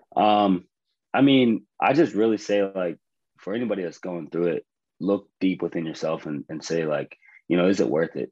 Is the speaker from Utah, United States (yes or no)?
no; Johnstown, Pennsylvania, United States; moved away as an adult; also born or lived in West Point, New York; now in Tacoma, United States; I'm originally from Johnstown, Pennsylvania, born and raised